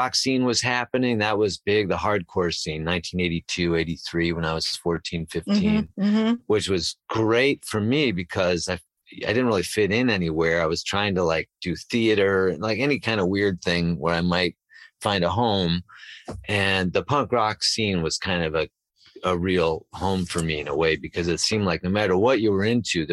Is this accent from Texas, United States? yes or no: no; Chicago, Illinois, United States; I grew up in Chicago